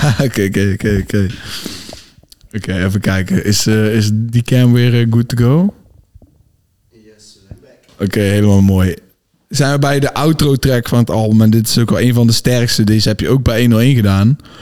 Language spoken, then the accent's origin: Dutch; North Brabant, Netherlands; Wij komen uit het zuiden, wij komen uit Brabant